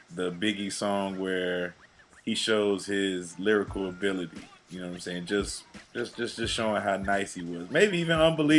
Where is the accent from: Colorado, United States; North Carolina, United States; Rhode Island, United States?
North Carolina, United States; Greensboro; I am 45. Okay. I was born, raised in North Carolina.